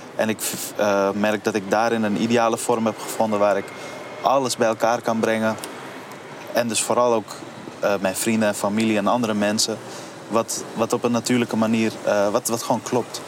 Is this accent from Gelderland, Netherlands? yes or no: no; Amsterdam, North Holland, Netherlands; waar ik ben opgegroeid bij het Buikschotermeerplein